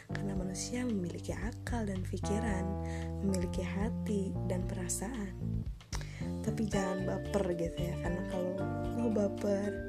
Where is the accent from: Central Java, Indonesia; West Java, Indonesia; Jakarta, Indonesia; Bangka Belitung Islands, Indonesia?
West Java, Indonesia; Bandung; dan gue berasal